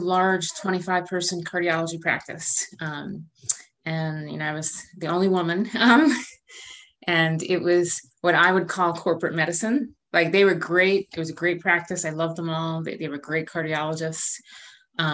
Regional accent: suburbs outside Philadelphia, Pennsylvania, United States; moved away as an adult; also born or lived in Rochester, New York / New Haven, Connecticut; now in Charlottesville, United States; I grew up in Pennsylvania in the suburbs outside Philadelphia

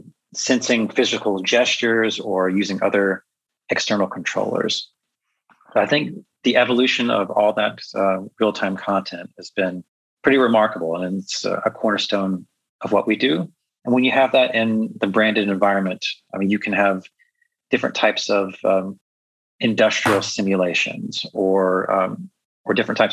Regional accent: Chicago, Illinois, United States; it knows that I'm from Chicago.

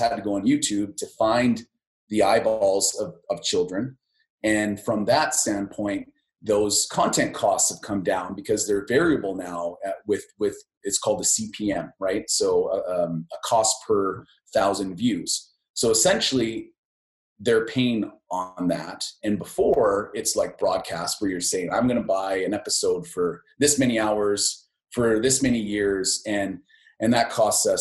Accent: Lethbridge, Alberta, Canada; I'm from Lethbridge. And I think, you know, growing up in that space

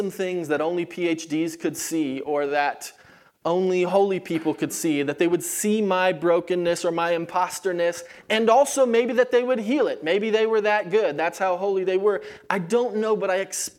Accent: California, United States; moved away as an adult; also born or lived in Kansas City, Missouri; I was from California

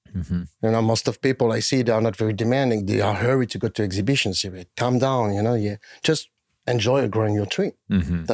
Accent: France; So in Europe, I'm accepted by like 1% of the community. And it's even worse in my home country.

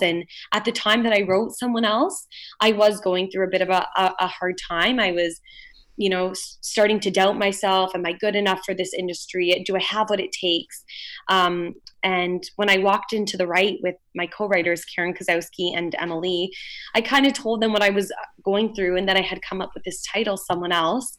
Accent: London, Ontario, Canada; I was born and raised in London, Ontario

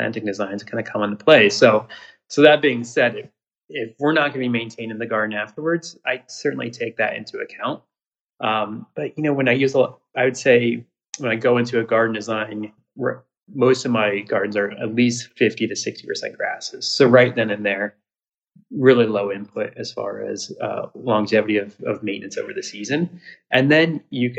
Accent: Ohio, United States; also born or lived in Iowa; I grew up in Ohio, but I also grew up for a short time in Iowa

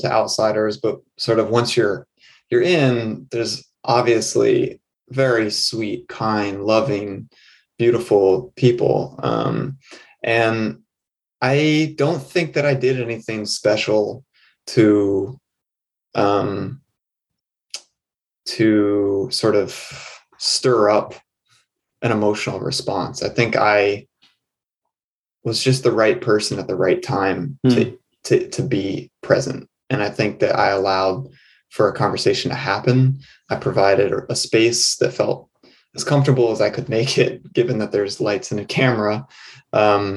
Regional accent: New England, United States; born and raised in New England

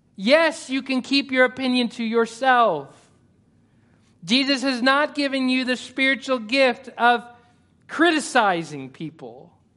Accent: United States; I'm American.

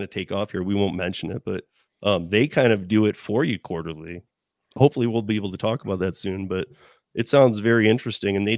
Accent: Michigan, United States; I'm from Michigan

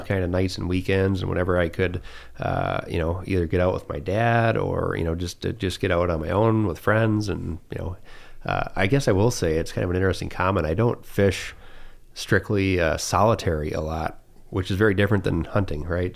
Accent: St. Marys River, Michigan, United States; we grew up in the Saint Mary's River

